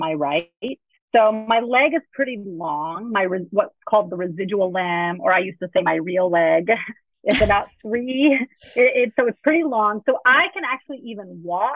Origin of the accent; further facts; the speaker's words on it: Texas, United States; also born or lived in Miami, Florida; I grew up in Texas, but we lived in Miami, Florida for a period of about 3 years